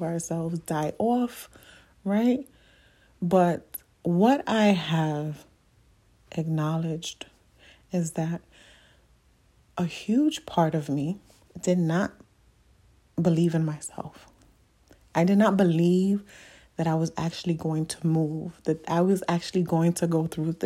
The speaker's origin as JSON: {"language": "English", "town": "New York City", "region": "New York", "country": "United States", "tie": "born or raised there", "moved": "as an adult", "said": "I'm from the Bronx. Like, the Bronx is me, okay? Like, I've been in the Bronx all of my life"}